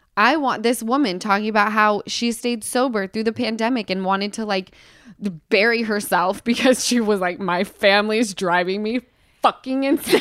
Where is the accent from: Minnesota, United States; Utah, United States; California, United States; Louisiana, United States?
Utah, United States; moved away; I come from Utah